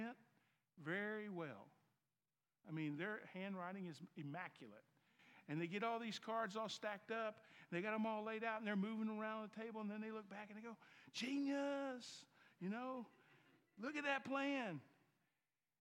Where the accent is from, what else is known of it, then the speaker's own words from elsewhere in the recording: the South, United States; accent: Southern; My Southern accent. So in the South